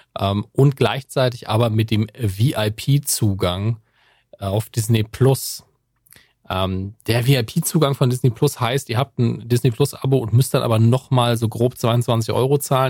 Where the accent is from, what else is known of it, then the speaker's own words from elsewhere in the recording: Germany; als Deutscher bei Amazon